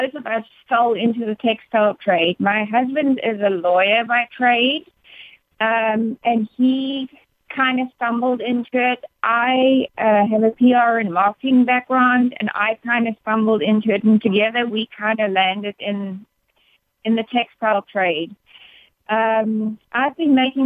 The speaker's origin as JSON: {"language": "English", "country": "South Africa", "moved": "as an adult", "lives_now": "United States", "said": "I am proudly South African. But proud to be in the States"}